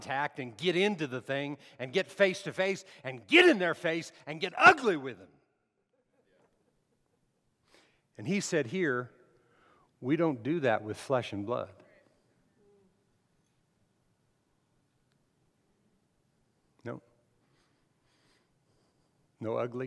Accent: Las Cruces, New Mexico, United States; I lived 40 miles from El Paso

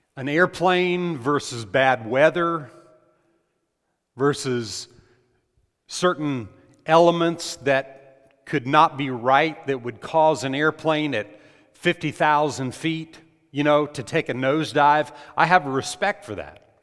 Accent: New Mexico, United States; I grew up in New Mexico

